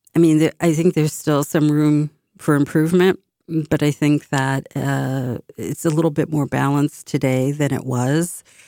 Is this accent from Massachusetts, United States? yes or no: yes; Boston, Massachusetts, United States; we as a city, we uh, recognize and celebrate other cultures a bit more, I think, today than when I was growing up